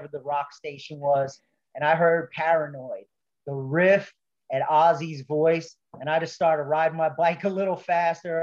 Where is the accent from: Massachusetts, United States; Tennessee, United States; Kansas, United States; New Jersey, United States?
New Jersey, United States; Closter; also born or lived in Manhattan, New York / Bronx, New York / Fort Lee, New Jersey; I grew up in North Jersey, pretty much, you know, middle class.